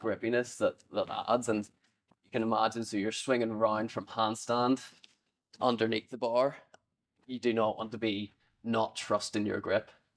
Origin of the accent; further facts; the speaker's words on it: Northern Ireland, United Kingdom; I'm Northern Irish, I get the option to compete for either G B, Ireland, or both